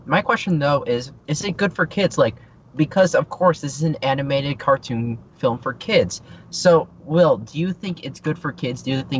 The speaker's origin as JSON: {"language": "English", "town": "Los Angeles", "region": "California", "country": "United States", "said": "from Los Angeles, and you're listening to Kids First Coming Attractions."}